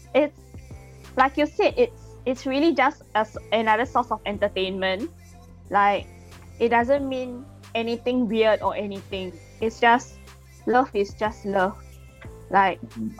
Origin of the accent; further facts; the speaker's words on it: Singapore; I'm from Singapore.